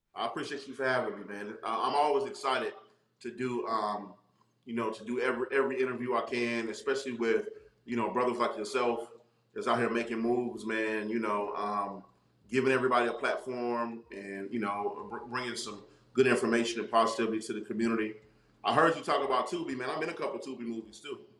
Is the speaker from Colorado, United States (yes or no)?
no; Charlotte, North Carolina, United States; also born or lived in Brooklyn, New York; grew up in North Carolina, um, and I grew up in Charlotte